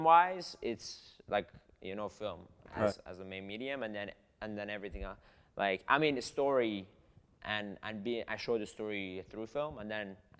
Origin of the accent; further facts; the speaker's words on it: southern Iran, Iran; moved away; I'm from Iran. I'm Persian. In South of Iran specifically